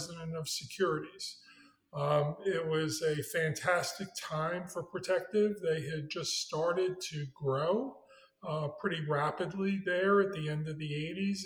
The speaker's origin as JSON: {"language": "English", "town": "New York City", "region": "New York", "country": "United States", "tie": "born or raised there", "also_born_or_lived": "Manhattan", "moved": "as an adult", "lives_now": "Birmingham, United States", "said": "I was born on the Lower East Side of Manhattan and grew up in Brooklyn."}